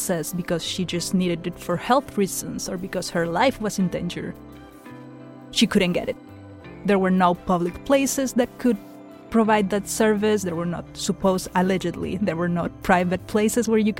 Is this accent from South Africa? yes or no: no; Chile; I'm a human rights and constitutional law attorney, and I'm from Chile